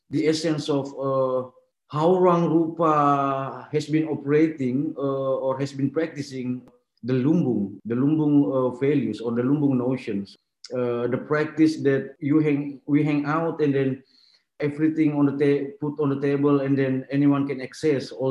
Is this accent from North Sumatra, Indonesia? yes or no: no; Makassar, South Sulawesi, Indonesia; moved away as an adult; now in Jakarta, Indonesia; I was not born and raised in Jakarta. I was born and raised in Makassar, and then I, I moved to Jakarta in 2005